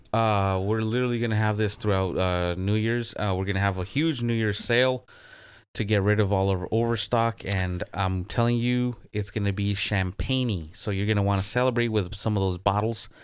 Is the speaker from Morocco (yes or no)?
no; Michoacán, Mexico; in the native language of the Purépechas, which is where I'm from in Mexico